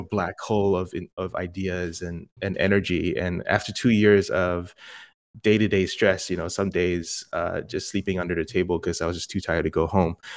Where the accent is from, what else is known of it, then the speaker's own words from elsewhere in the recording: Singapore; moved away as an adult; now in United States; born and raised in Singapore, and came to the states for college